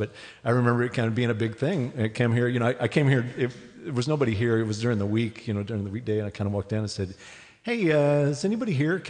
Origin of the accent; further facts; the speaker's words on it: Scottsdale, Arizona, United States; my hometown in Scottsdale.